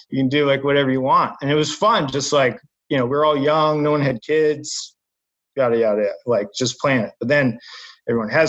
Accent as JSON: {"language": "English", "region": "New England", "country": "United States", "tie": "born or raised there", "also_born_or_lived": "Boston", "said": "I grew up in New England. You know, I played George Wright, um, Sandy Burr, like all this stuff."}